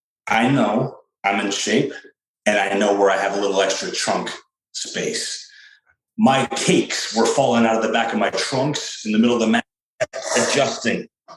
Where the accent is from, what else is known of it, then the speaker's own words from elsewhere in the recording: Williamsburg, Virginia, United States; So I'm from Virginia, and one thing you'll get about … is that I'm from Williamsburg, Virginia, where it all began.